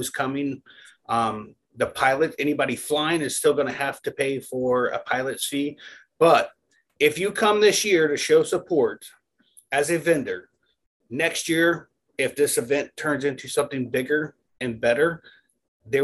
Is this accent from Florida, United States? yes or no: yes; Florida, United States; I'm from Florida